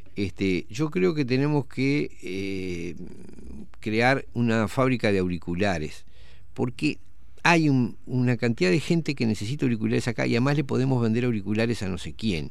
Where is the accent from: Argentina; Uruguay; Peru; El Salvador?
Uruguay; como uruguayos